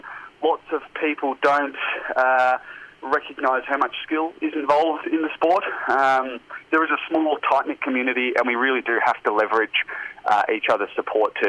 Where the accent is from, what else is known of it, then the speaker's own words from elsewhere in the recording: Melbourne, Victoria, Australia; now in South Australia, Australia; I'm originally from Melbourne, currently living in South Australia.